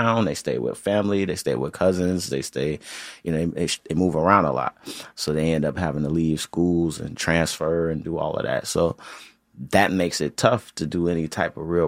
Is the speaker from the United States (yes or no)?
yes; Chicago, Illinois, United States; I'm from Chicago